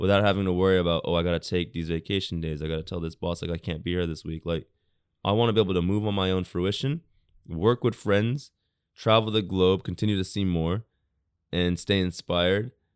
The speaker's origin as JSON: {"language": "English", "country": "United States", "tie": "born or raised there", "also_born_or_lived": "England / Japan", "moved": "yes", "lives_now": "Tokyo, Japan", "said": "people I grew up with in America"}